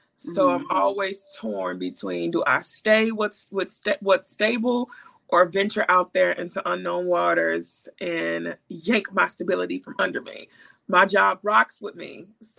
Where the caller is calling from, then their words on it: Chicago, Illinois, United States; I am in Chicago.